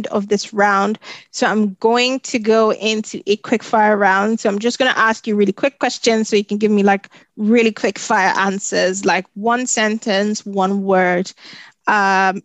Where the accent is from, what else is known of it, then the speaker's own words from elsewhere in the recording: Nigeria; now in United Kingdom; as a Nigerian